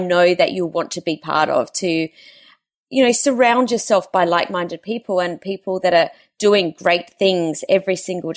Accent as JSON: {"language": "English", "town": "Adelaide", "region": "South Australia", "country": "Australia", "tie": "born or raised there", "moved": "yes", "said": "I've been down in Adelaide over the weekend, which is my hometown"}